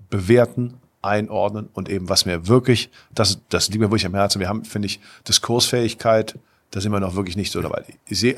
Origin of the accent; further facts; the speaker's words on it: Cologne, North Rhine-Westphalia, Germany; wir waren hier als Kölner, wussten wir genau, hier gab es mehr oder weniger ein Monopol.